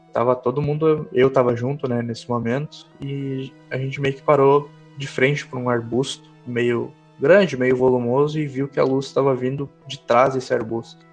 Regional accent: Santa Maria, Rio Grande do Sul, Brazil; Sou aqui do interior do Rio Grande do Sul, é, mais precisamente Santa Maria

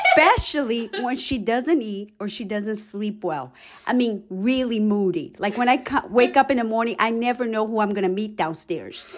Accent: Brazil; English is a second language; now in United States; I'm originally from Brazil. I've been in the United States for the past thirty years.

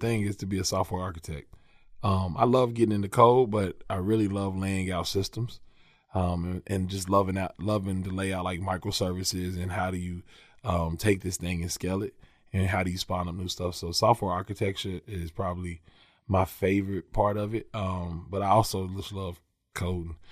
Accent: Lexington, Kentucky, United States; I'm from Lexington, man. Northwest side of Lexington, a little community, a little neighborhood called Oakwood, right off of Georgetown Street. Um, so, yeah, man, that's, that's where I'm from. Born and raised, been in Lexington my whole life

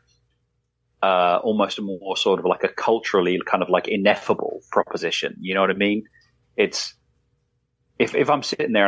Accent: England, United Kingdom; I'm English

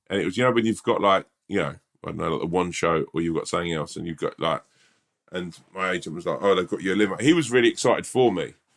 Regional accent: England, United Kingdom; as an English person

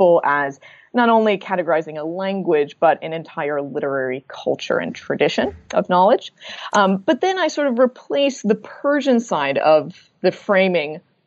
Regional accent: Midwest, United States; an American born and raised in the Midwest

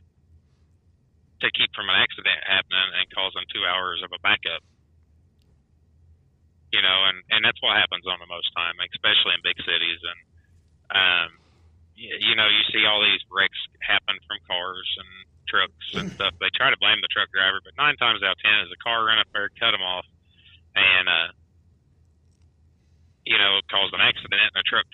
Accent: United States; me as an American versus a foreigner

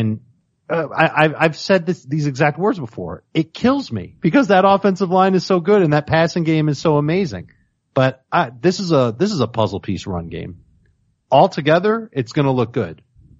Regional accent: Chicago, Illinois, United States; Since I'm from Chicago.

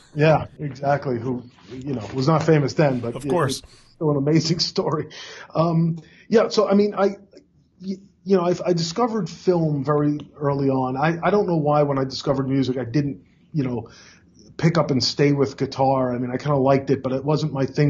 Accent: New York City, New York, United States; also born or lived in Long Island, New York; I grew up in in Brooklyn, New York, and then Long Island

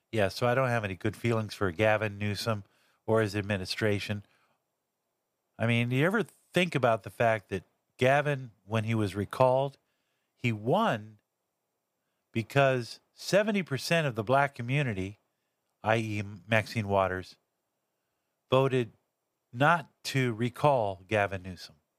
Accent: Los Angeles, California, United States; also born or lived in Santa Barbara; I'm actually from Los Angeles

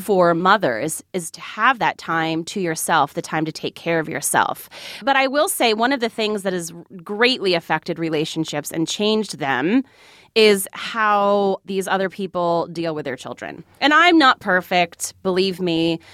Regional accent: New Jersey, United States; moved away as an adult; also born or lived in Mississippi; I'm from New Jersey

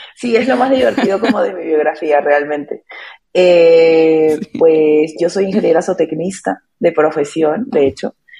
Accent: Peru; moved away as an adult; now in Colombia; yo soy de Perú

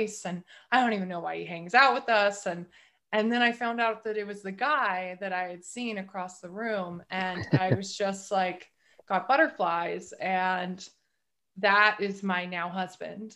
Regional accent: northern California, United States; also born or lived in Seattle; now in Maine, United States; I'm actually from way northern California, from a rural area, but way northern California.

